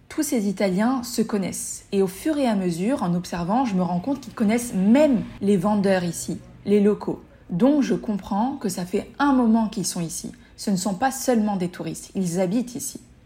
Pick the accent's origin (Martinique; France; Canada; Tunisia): Tunisia; Tunis, Tunis Governorate; moved away; also born or lived in Mexico; je suis tunisienne